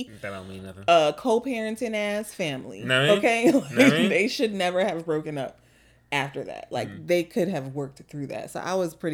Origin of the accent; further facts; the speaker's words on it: New York City, New York, United States; as a New Yorker